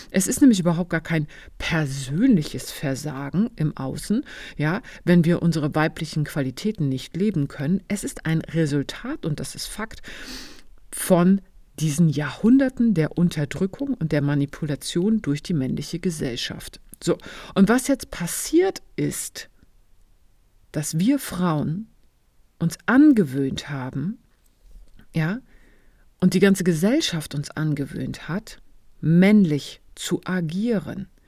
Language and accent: German; eastern Germany, Germany; Ja, ich bin im Osten Deutschlands aufgewachsen.